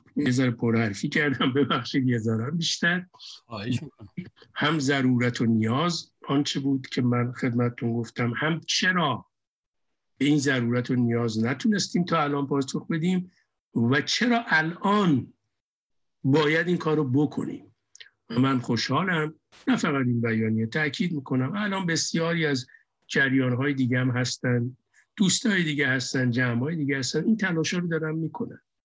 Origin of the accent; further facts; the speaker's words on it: Iran; moved away as an adult; ماها بچه های اون مملکتیم بچه های اون جامعه اون جامعه بزرگ شدیم